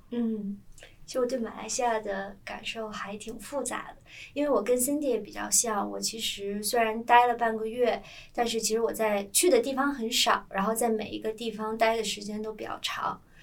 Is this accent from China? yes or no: yes; northern China, China; 作为一个北方人，之前我都说堵车